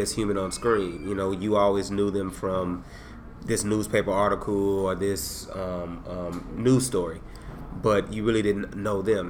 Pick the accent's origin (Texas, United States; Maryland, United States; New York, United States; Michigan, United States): Texas, United States; San Antonio; also born or lived in Dallas, United States; now in Austin, United States; I grew up in San Antonio during the time when it was the drive by capital of Texas